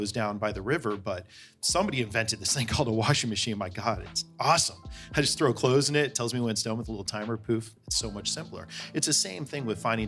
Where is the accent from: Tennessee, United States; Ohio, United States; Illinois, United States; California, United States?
California, United States; Bay Area; I grew up in the Bay Area